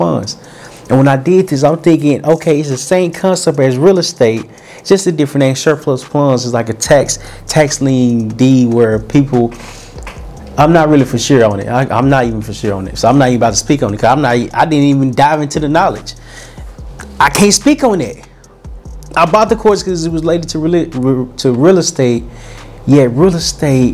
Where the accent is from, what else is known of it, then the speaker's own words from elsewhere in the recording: Little Rock, Arkansas, United States; moved away; also born or lived in California; I'm from Little Rock, Arkansas. I'm from a small town called Little Rock, Arkansas